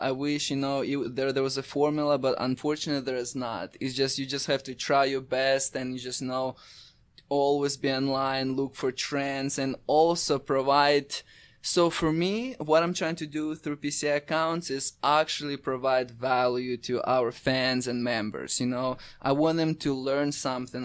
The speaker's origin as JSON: {"language": "English", "region": "Crimea", "country": "Ukraine", "also_born_or_lived": "Raleigh, North Carolina", "moved": "yes", "lives_now": "United States", "said": "I'm originally from Ukraine, Crimea, which is used to be part of Ukraine, now it's part of Russia. I, I moved to U S A about eight years ago."}